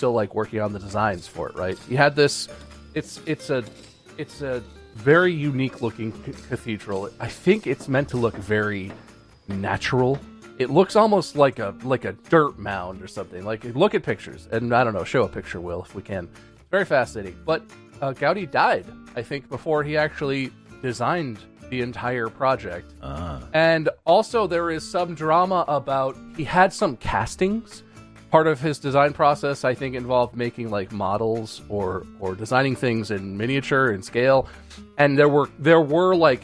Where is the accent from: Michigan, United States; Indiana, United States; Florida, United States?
Michigan, United States; Pontiac; I was born in Pontiac, car brand, Michigan